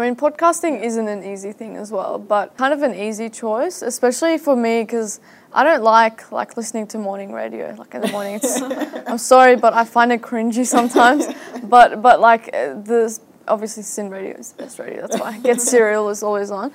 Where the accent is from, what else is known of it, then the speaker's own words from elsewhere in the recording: Syria; now in Australia; I'm from Syria